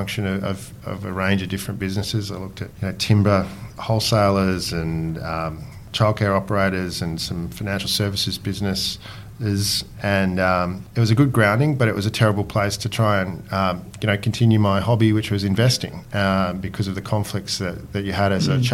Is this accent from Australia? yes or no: yes; Brisbane, Queensland, Australia; I grew up in Brisbane